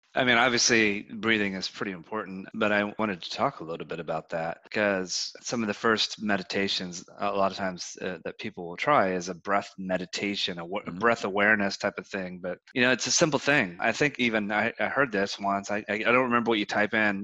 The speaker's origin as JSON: {"language": "English", "country": "United States", "tie": "born or raised there", "said": "growing up in the United States"}